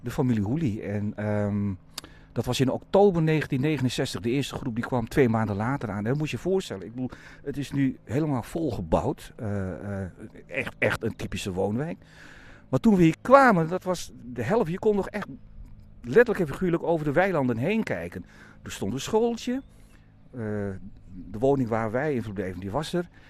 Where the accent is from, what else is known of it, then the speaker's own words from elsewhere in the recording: Bovensmilde, Drenthe, Netherlands; moved away as an adult; also born or lived in Vaassen; ik woon nu op een, eh, op een steenwoord afstand waar mijn ouders hebben gewoond en waar ik ben opgegroeid vanaf mijn negende jaar